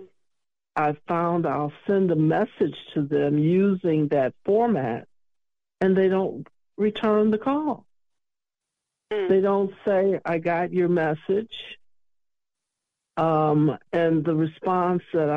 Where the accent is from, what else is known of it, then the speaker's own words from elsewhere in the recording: Chicago, Illinois, United States; I'm from Chicago